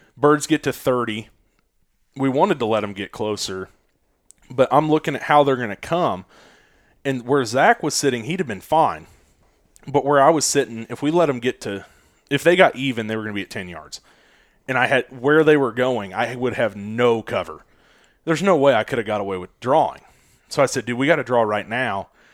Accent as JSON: {"language": "English", "town": "Kansas City", "region": "Missouri", "country": "United States", "said": "Missouri, Kansas City area"}